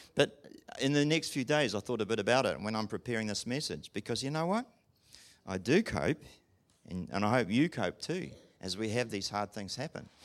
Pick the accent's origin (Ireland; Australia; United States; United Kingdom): United Kingdom; England; I'm English